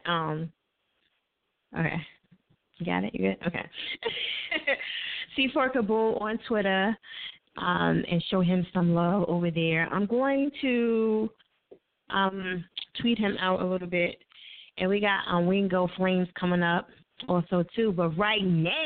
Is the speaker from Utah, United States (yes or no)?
no; New Jersey, United States; I'm from Jersey